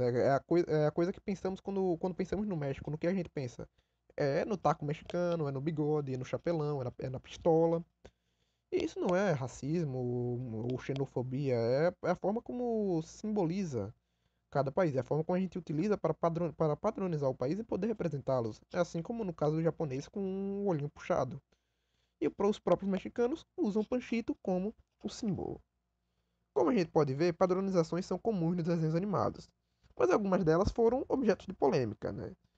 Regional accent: Brazil

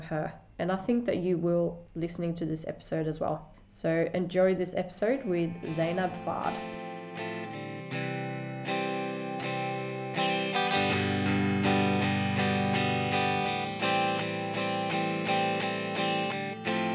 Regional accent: Sweden; I'm from Sweden

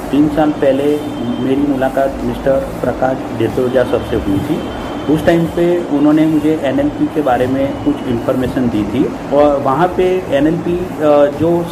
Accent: Ahmedabad, Gujarat, India; और मैं बेसिकली अहमदाबाद से हूँ

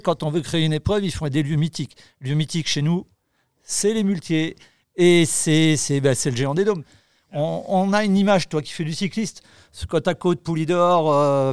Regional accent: Lozère, Occitania, France; je suis de la Lozère

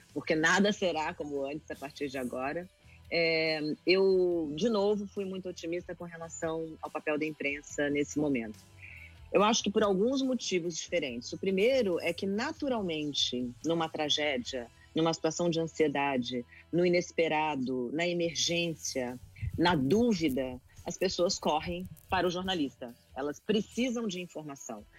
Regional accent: Brasília, Federal District, Brazil; Quando eu tinha uns seis anos de idade, e eu morava em Brasília, eu nasci em Brasília

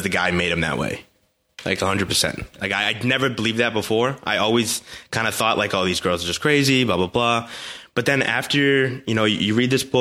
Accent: United States; as American guys

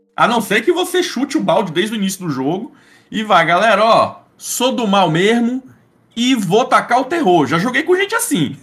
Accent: Espírito Santo, Brazil; Eu, eu sou do Espírito Santo

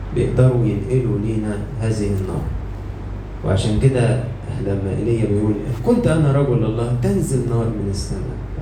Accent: Egypt; عندنا في مصر

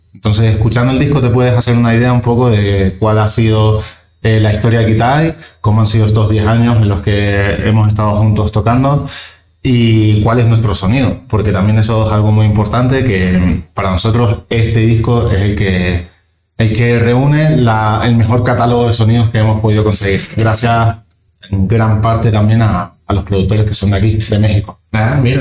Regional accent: Canary Islands, Spain; now in Madrid, Spain; yo soy de las Islas Canarias.

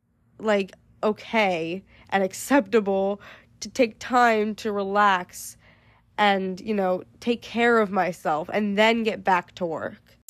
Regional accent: United States; I feel like I can't speak for other countries, obviously. I'm only American.

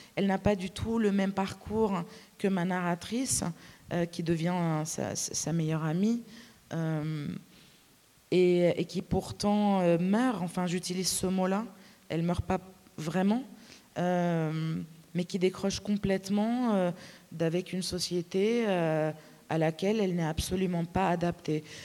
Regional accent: Lebanon; first language Arabic; French is a second language; moved away; quand je retourne au Liban ou euh, quand je mélange des petits mots de français avec euh, mes proches qui parlent arabe

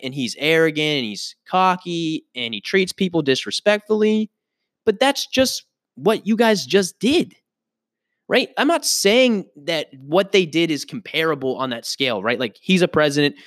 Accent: United States; I am an American citizen

